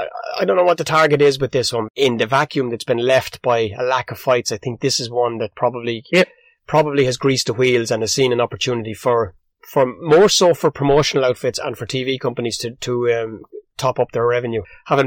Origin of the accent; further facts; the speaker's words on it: Ireland; The bigger picture for us as Irish fight lovers and as people who both know Dennis Hogan and know the impact that the man has made, not just on Irish boxing.